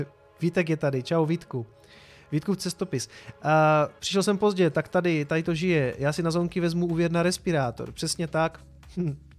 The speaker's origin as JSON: {"language": "Czech", "country": "Czechia"}